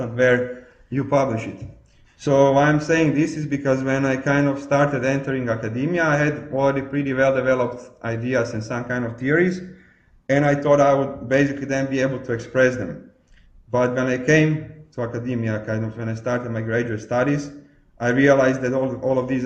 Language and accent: English; Croatia; I was born in Croatia, and I grew up still in communism